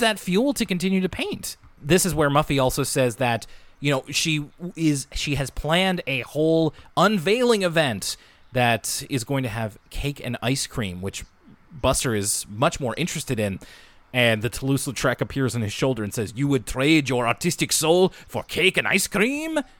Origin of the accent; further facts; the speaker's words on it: Canada; us as Canadian kids growing up in the nineties and two thousands